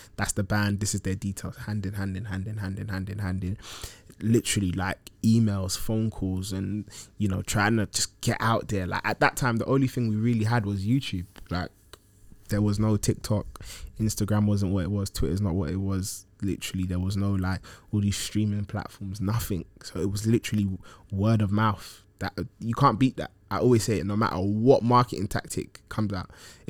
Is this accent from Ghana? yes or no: yes; Ghana; When I go back to Ghana, like, obviously I'm Ghanaian by origin